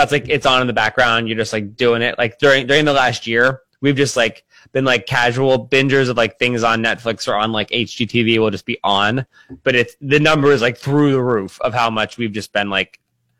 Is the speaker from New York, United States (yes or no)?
no; Pennsylvania, United States; That's just where I'm from Pennsylvania.